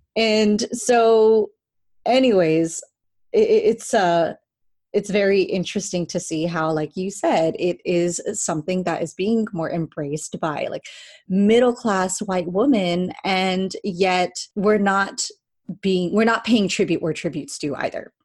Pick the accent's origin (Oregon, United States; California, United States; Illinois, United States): California, United States; Cerritos; now in Long Beach, United States; I grew up in Cerritos, California